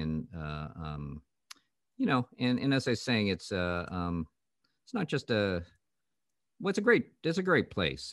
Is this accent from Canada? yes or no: yes; Canada; I grew up in Canada